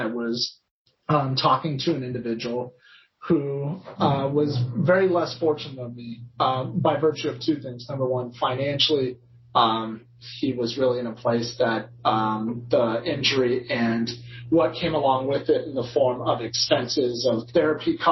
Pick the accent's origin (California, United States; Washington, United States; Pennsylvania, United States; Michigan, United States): California, United States; Claremont; my hometown in Claremont